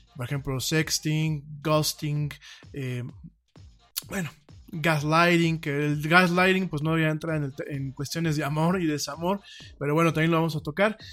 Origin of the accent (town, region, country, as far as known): Mexico; also born or lived in Spain